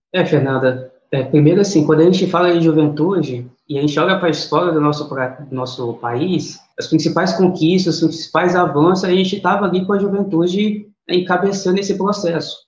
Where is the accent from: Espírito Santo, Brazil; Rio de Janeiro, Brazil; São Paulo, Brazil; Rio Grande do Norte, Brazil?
Espírito Santo, Brazil; Serra; Eu nasci, fui criado aqui em Campinho da Serra